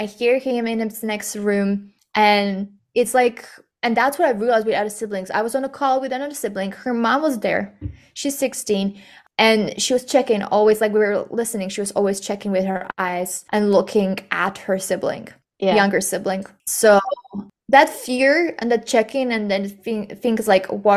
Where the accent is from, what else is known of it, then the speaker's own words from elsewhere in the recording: Slovakia; we are from Slovakia